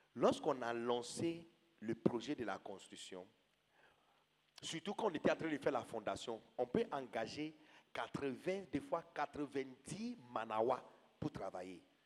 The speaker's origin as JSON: {"language": "French", "country": "Ghana", "tie": "born or raised there", "moved": "as an adult", "lives_now": "Côte d'Ivoire", "said": "Quand j'étais petit, père, au Ghana"}